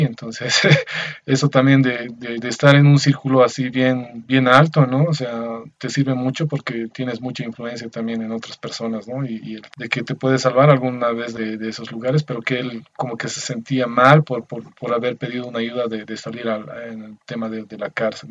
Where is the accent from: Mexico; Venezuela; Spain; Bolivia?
Bolivia; soy de Bolivia